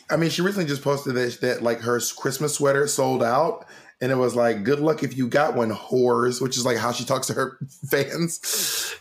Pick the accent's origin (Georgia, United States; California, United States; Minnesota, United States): Georgia, United States; Columbus; I was born in Columbus, Georgia